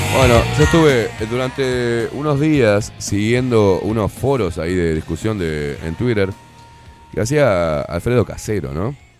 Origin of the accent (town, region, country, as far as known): Uruguay